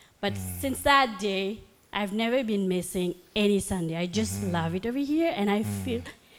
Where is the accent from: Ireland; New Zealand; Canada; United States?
Canada; Toronto, Ontario; moved away as an adult; now in St. Catharines, Canada; So I'm from Toronto, and I'm just a new resident over here in St. Catherine.